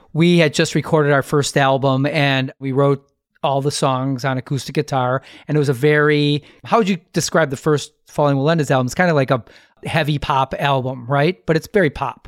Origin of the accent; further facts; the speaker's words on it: Milwaukee, Wisconsin, United States; Alex and I are from Milwaukee